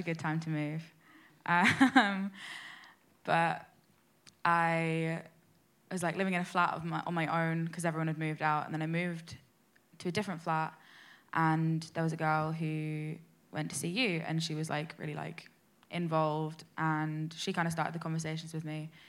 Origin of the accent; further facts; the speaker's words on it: London, United Kingdom; I'm like 19. I'm from London.